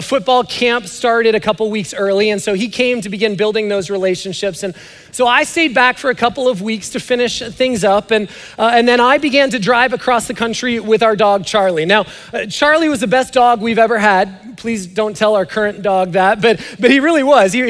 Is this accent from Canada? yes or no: yes; Canada; now in United States; I'm Canadian